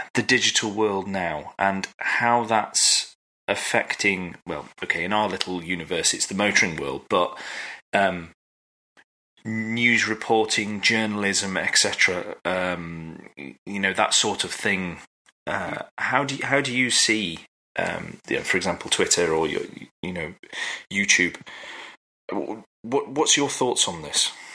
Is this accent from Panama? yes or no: no; United Kingdom; we're British